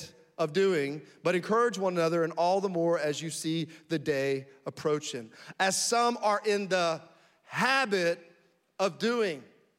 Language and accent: English; Frankfurt, Hesse, Germany; born there; moved away; also born or lived in Florida / Alabama / North Carolina / Tennessee; I was born in Frankfurt, Germany, moved to Florida, lived in Alabama and North Carolina, Tennessee.